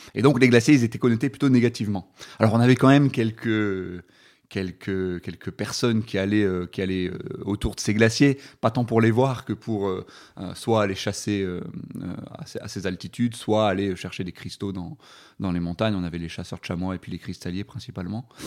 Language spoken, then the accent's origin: French; Dunkirk, Hauts-de-France, France; moved away as an adult; now in Grenoble, France; je, suis originaire de Dunkerque, donc dans le nord de la France, donc euh, dans le plat pays